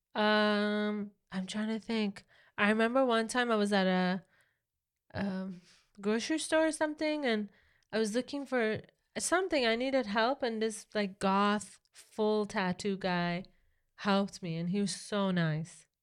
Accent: Iran; moved away; growing up in Iran

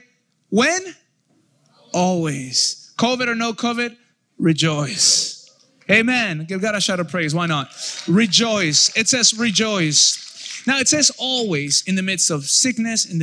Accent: United States; I know I'm Mexican, but I am American. I come from America

